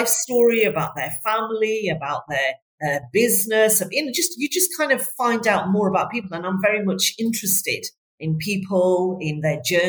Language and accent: English; Bradford, Yorkshire and the Humber, United Kingdom; moved away; I'm from Bradford originally. I don't know if you can still hear that in my accent, but I'm originally from Bradford